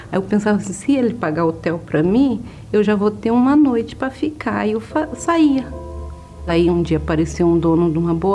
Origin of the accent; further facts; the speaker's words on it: Paraná, Brazil; moved away; Aí saí do Paraná, vim parar em, em Sorocaba de carona.